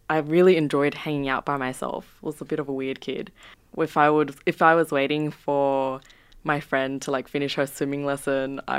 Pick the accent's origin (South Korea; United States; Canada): South Korea; born there; Yeah, they did. Um, I was born in Korea as well. So actually, um, I grew up with a lot of Korean music